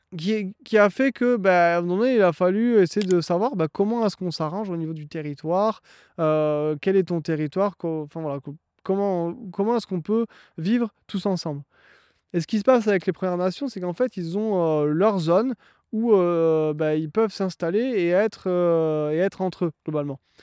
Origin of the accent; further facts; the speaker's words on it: France; moved away as an adult; now in Ontario, Canada; Je suis un Français qui est parti il y a six mois s'installer au Canada en Ontario.